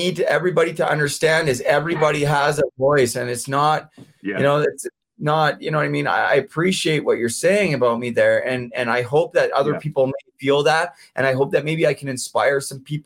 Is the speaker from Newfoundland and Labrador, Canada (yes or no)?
no; near Vancouver, British Columbia, Canada; moved away as an adult; now in Ontario, Canada; I'm from out near Vancouver